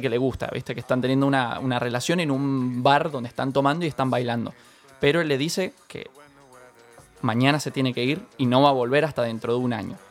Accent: San Rafael, Mendoza, Argentina; yo soy de San Rafael, Mendoza, y allá los tenemos un solo cine.

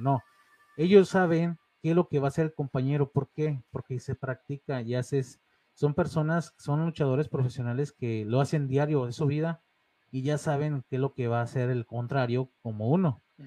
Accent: León, Guanajuato, Mexico; also born or lived in Monterrey, Nuevo León; soy de León, pero nacido en Monterrey, Nuevo León

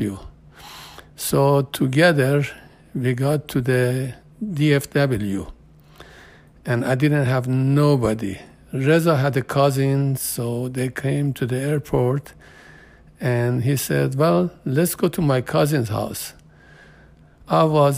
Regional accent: Tehran, Tehran Province, Iran; English is a second language; moved away as an adult; also born or lived in Houston, United States; now in Dallas, United States; I'm from Iran. And my birthday is in Tehran. I came to USA in 1977, March 1977.

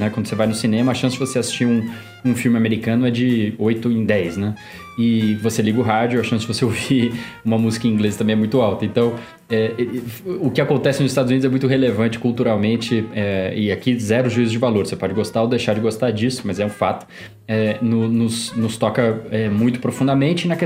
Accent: São Paulo, Brazil; accent: paulistano; also born or lived in Brasília; sotaque meio de paulistano que, que eu sou da Zona Norte de São Paulo e eu acho que eu perdi bastante do sotaque quando eu morei em Brasília por sete anos da minha vida

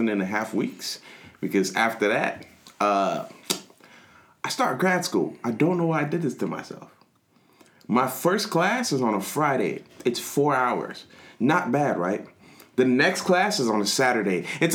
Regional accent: Nigeria; I'm Nigerian.

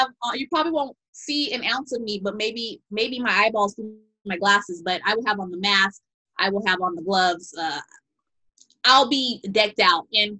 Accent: Chicago, Illinois, United States; also born or lived in San Bernardino, California; now in Los Angeles, United States; I'm originally from the south side of Chicago and in San Bernardino, California.

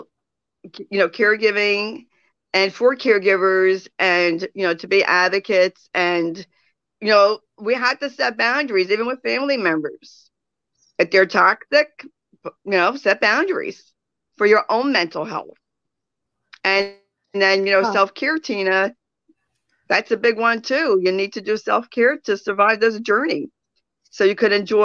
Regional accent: New Jersey, United States; I'm from New Jersey

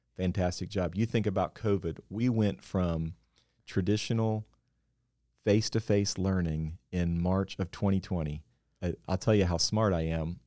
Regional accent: West Virginia, United States; moved away as an adult; now in Nashville, United States; I grew up in West Virginia

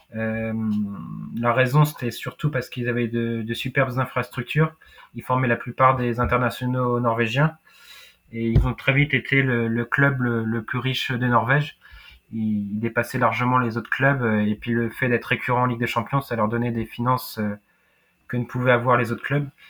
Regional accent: France; je suis français, j'ai pas d'origine euh, nordique

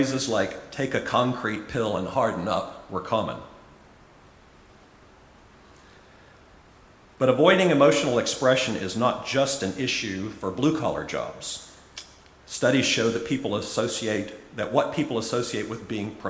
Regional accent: Charleston, South Carolina, United States; now in Auckland, New Zealand; I was working at a supermarket in my hometown of Charleston, South Carolina, in the U.S.

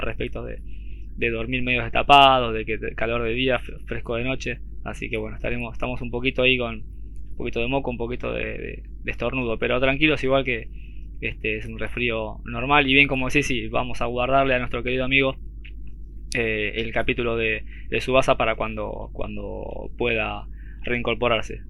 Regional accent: Argentina; acá digo yo en Argentina, para los que no sepan, somos de Argentina

